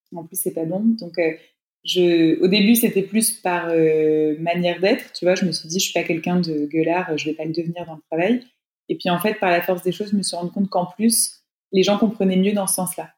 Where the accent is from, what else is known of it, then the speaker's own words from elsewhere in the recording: France; chez nous en France